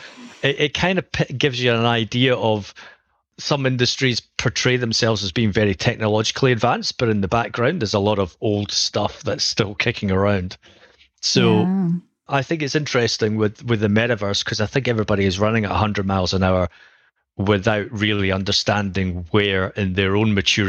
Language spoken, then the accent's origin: English; Edinburgh, Scotland, United Kingdom; accent: Scottish; I am from Edinburgh in Scotland for anyone who can recognize a Scottish tone.